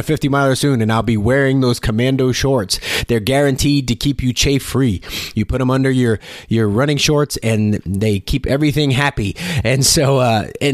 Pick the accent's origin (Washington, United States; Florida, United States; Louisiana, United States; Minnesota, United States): Louisiana, United States; South; I'm from South Louisiana.